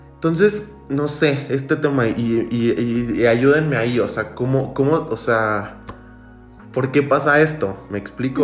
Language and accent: Spanish; Villahermosa, Tabasco, Mexico; soy de Villahermosa, soy, soy tabasqueño